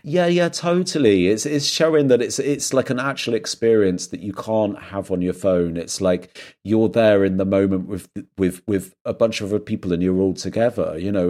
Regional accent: England, United Kingdom; moved away as an adult; also born or lived in London; now in Berlin, Germany; I'm like an English guy that's just moved to a city

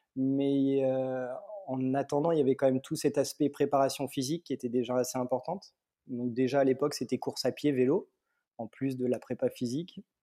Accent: Mâcon, Bourgogne-Franche-Comté, France; je viens de Mâcon, en Bourgogne, au sud de la Bourgogne

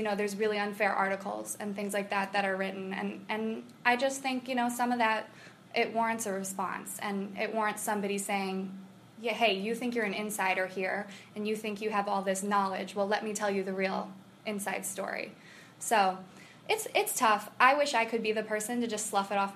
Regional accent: Chicago suburbs, Illinois, United States

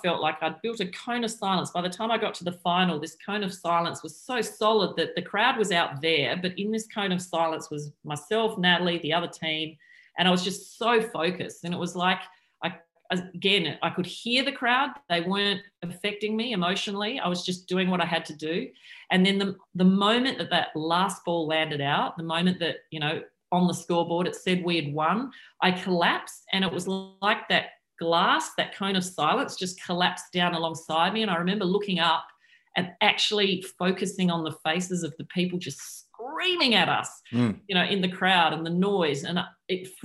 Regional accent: Adelaide, South Australia, Australia; where I grew up in Adelaide

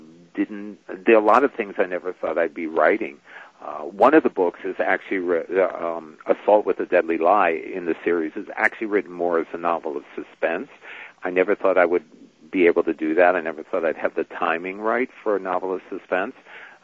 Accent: New York, United States; I grew up in New York

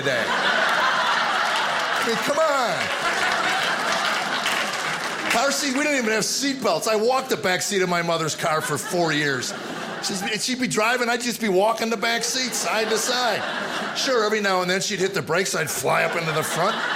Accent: United States; also born or lived in Arizona; growing up in America

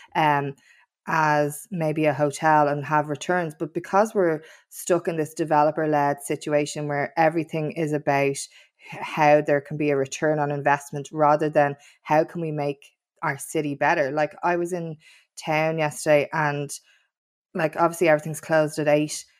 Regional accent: Dublin, Leinster, Ireland; I was from Kings Wood in Tala, and I yearned for a city centre life

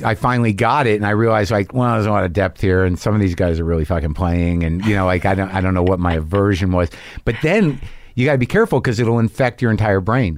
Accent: Southwest, United States; moved away; also born or lived in Boston; I grew up in the Southwest

